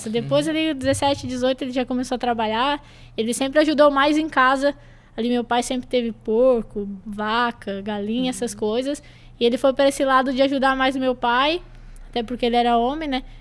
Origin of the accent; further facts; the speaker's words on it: Garopaba, Santa Catarina, Brazil; moved away as an adult; also born or lived in Manaus / Rio Grande do Sul; eu moro ali no Campo Duna, né? Sou de Garopaba mesmo.